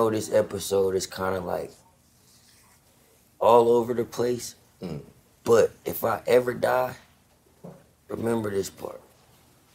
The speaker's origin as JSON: {"language": "English", "area": "Bay Area", "region": "California", "country": "United States", "said": "I'm a nigga from the Bay Area"}